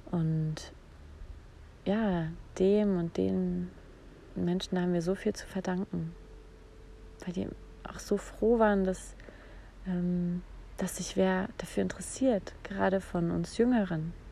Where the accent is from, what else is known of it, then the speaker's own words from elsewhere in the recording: Saarland, Germany; Also ich habe mein ganzes Erwachsenenleben eigentlich in Bayern verbracht, aber ich bin aufgewachsen im Saarland.